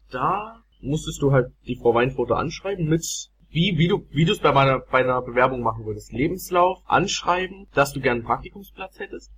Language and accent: German; Saxony, Germany; now in Chemnitz, Germany; bei uns in Sachsen